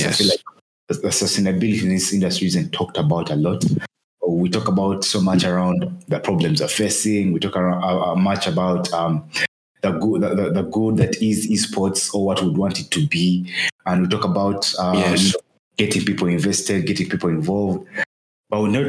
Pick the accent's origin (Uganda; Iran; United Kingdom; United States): Uganda; Kampala, Central Region; born and raised in Kampala, Uganda.